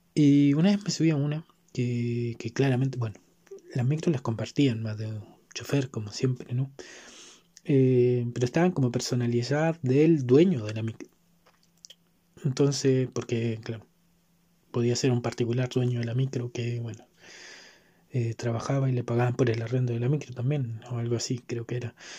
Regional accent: Santiago, Santiago Metropolitan Region, Chile; soy capitalino, criado y malcriado en este fragmento de territorio

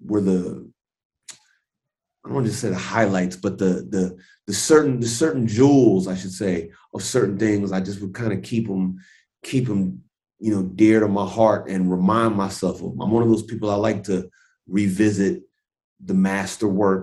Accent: Los Angeles, California, United States; I'm born and raised in Los Angeles

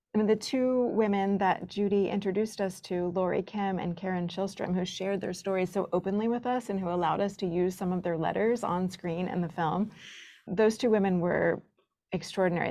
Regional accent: the South, United States; as a kid growing up in the South

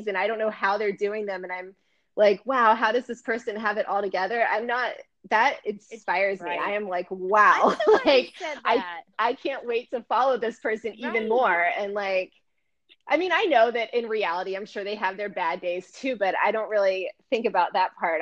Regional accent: Tallahassee, Florida, United States; also born or lived in Miami, United States / Paris, France; I was born in Miami, so I get to say I was born in Miami, which is cool, but I mostly grew up in Tallahassee

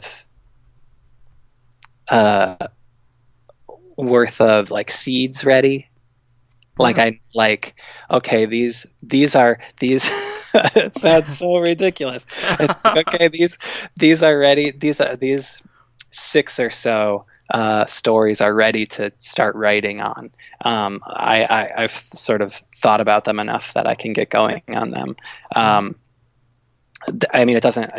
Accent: Midwest, United States; moved away; I'm from the Midwest, and I love the Midwest

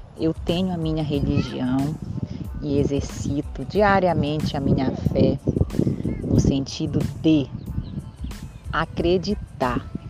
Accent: Belém, Pará, Brazil; Eu sou paraense, para quem ainda não ouviu um pouquinho da minha história, eu sou paraense, nascida em Belém do Pará.

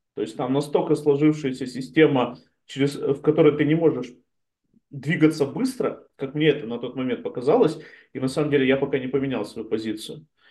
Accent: Chelyabinsk, Chelyabinsk Oblast, Russia; moved away as an adult; also born or lived in Israel; now in Spain; я, я из Челябинска приехал

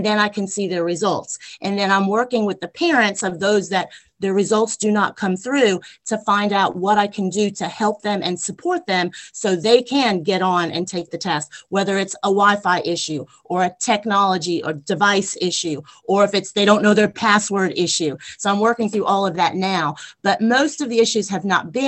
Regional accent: Long Island, New York, United States; now in Albany, Georgia, United States; I grew up on Long Island in New York, and I went to Phelps Lane Elementary School

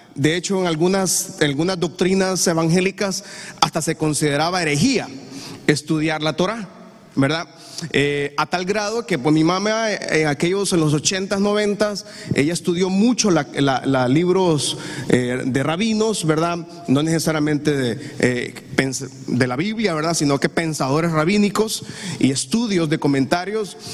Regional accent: Honduras; Yo amo Honduras. Yo bendigo esta patria porque esta es mi tierra

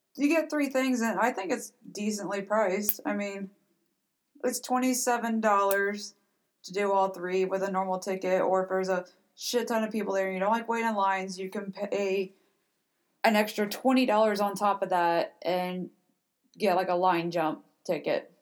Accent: Cincinnati, Ohio, United States; we are from Cincinnati ish area

